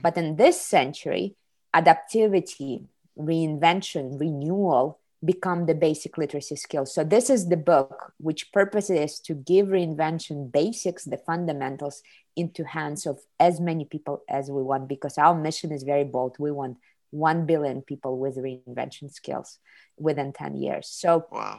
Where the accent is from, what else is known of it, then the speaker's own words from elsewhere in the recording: Kazakhstan; moved away as an adult; now in Ohio, United States; I was born in the Soviet Union, raised in Kazakhstan, and in 98 I came to the United States to study in college